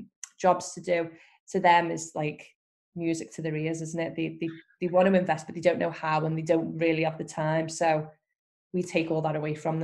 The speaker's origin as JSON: {"language": "English", "town": "Skelmersdale", "region": "North West England", "country": "United Kingdom", "tie": "born or raised there", "said": "But Skelmersdale is my hometown, where I've lived forever. And I know every street, every road."}